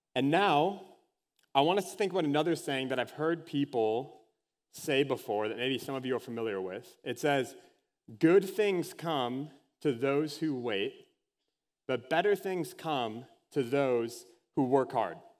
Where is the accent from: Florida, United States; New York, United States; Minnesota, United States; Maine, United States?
Minnesota, United States; Anoka; Halloween, capital of the world, if anyone has ever heard me talk about that before, is my hometown.